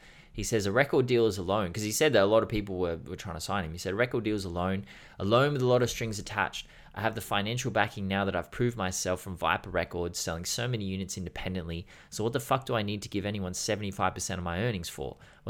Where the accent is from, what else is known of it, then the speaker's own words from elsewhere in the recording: New York City, New York, United States; also born or lived in Peru; But even then, I grew up in Harlem, which is a hood. It's not the worst place in NYC or even the worst place in America.